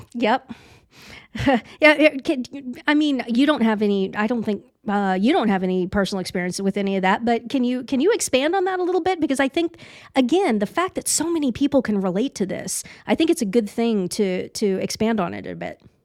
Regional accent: Leavenworth, Kansas, United States; was born in Leavenworth, Kansas

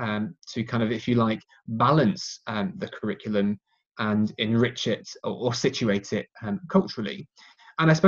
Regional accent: England, United Kingdom; my hometown in England

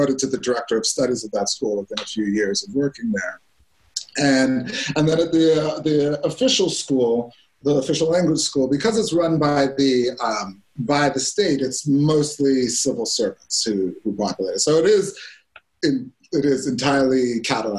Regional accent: Canada; now in Spain; I'm Canadian originally

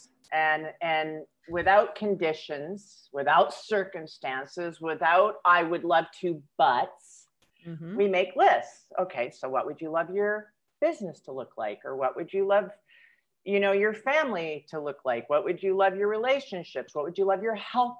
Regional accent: Seattle, Washington, United States; now in Cabo San Lucas, Mexico; I born and raised in Seattle, Washington

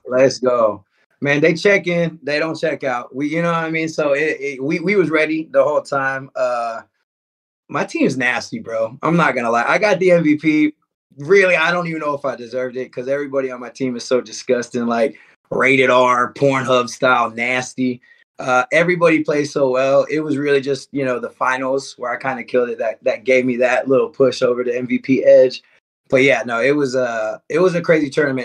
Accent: Houston, Texas, United States; I'm from Houston.

